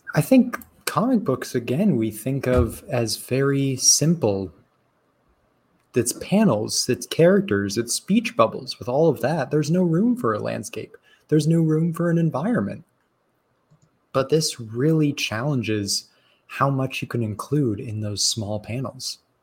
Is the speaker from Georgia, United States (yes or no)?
no; Arizona, United States; growing up in Arizona